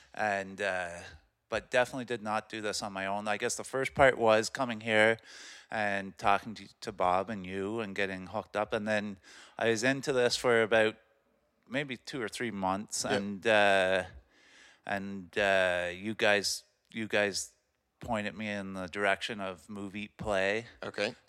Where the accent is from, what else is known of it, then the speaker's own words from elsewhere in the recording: Amherst Island, Ontario, Canada; also born or lived in Kingston; born and raised on Amherst Island